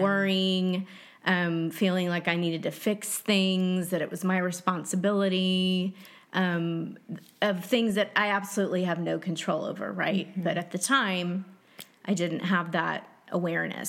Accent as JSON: {"language": "English", "town": "Dallas", "region": "Texas", "country": "United States", "tie": "born or raised there", "said": "I grew up in Dallas, Texas"}